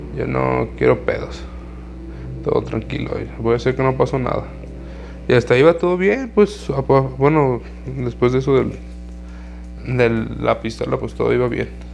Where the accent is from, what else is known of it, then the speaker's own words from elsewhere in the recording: Jalisco, Mexico; de aquí de mi ciudad, de aquí de donde yo soy, de aquí de Jalisco